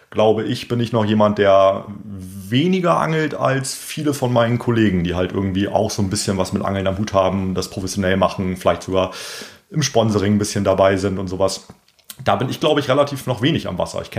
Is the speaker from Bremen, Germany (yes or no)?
yes; Bremen, Germany; Ich bin auch äh, Bremer Umländer